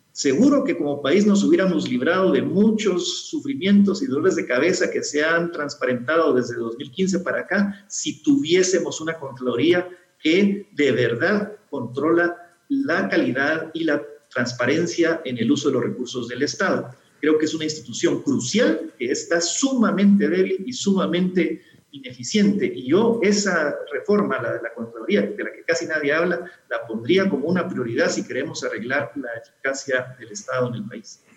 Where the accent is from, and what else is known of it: Guatemala